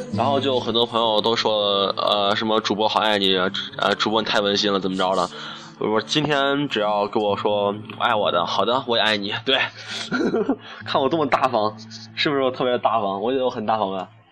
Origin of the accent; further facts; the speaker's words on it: China; 我们中国人民